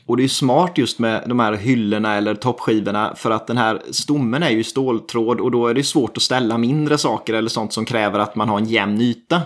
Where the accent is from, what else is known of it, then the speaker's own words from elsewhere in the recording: Småland, Sweden; som smålänning